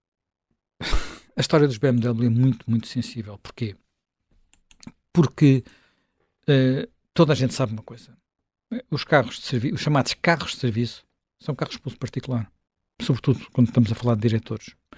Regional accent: Portugal; eu sou um português, sou um português contribuinte

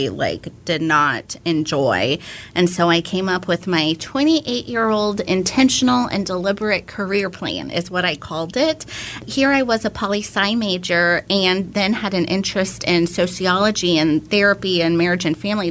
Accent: Houston, Texas, United States; moved away as an adult; now in Austin, United States; I am from Houston. And I've been in Austin since 04. I came here for undergrad

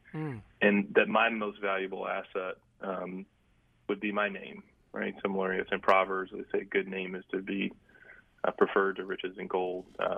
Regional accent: Greensboro, North Carolina, United States; growing up in Greensboro, there were folks like Eunice Dudley and Joe Dudley and their family with Dudley Products that invested a lot in Dudley High School

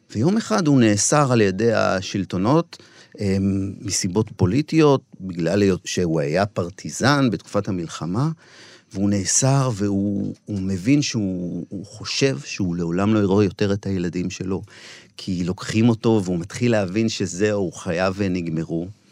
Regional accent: Shilat, Central District, Israel; בן המושב, גדלתי שם

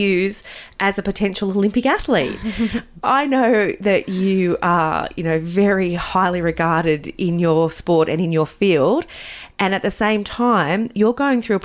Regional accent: Newcastle, New South Wales, Australia; growing up in Newcastle.

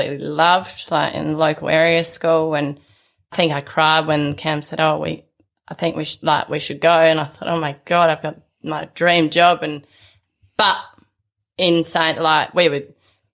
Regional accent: sheep station just north of Port Augusta, South Australia, Australia; now in Peak Station, Australia; I grew up on a sheep station just north of Port Augusta spent my whole childhood there

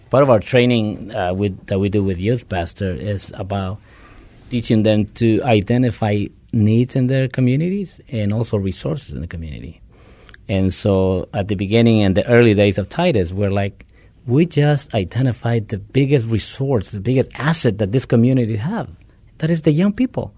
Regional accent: Guatemala; moved away; originally I am from Guatemala

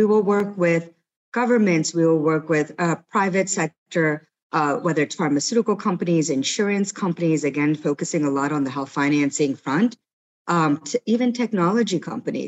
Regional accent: United States; now in Singapore; I am from the US

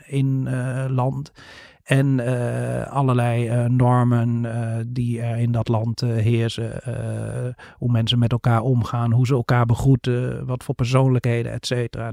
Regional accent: Netherlands; ook als Nederlanders

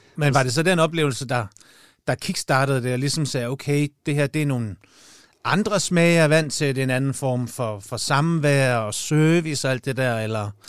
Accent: Jutland, Denmark; moved away; jeg er jo jyde oprindeligt på herovre nu

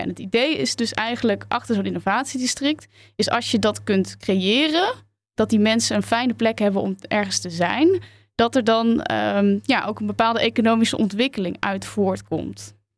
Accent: Tilburg, North Brabant, Netherlands; moved away; Ik kom er dus uit Tilburg

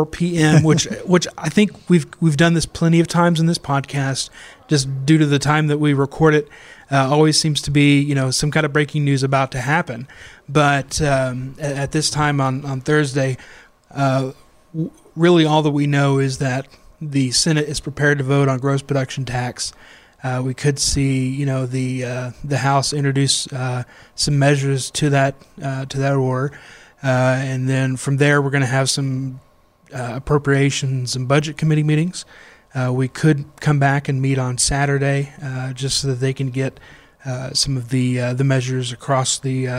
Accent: eastern Oklahoma, United States; closer to my hometown than we are now.

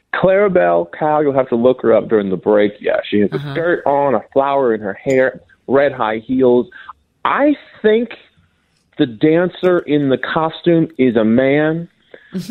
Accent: Minnesota, United States; I'm from Minnesota

